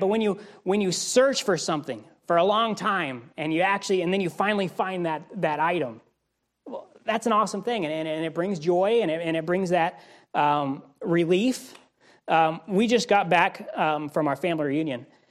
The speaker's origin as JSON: {"language": "English", "town": "Wichita", "region": "Kansas", "country": "United States", "tie": "born or raised there", "moved": "yes", "said": "where I grew up in Wichita, Kansas"}